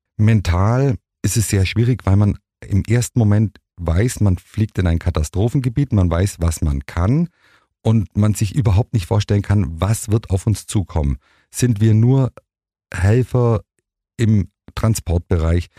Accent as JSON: {"language": "German", "country": "Germany", "said": "als Deutscher"}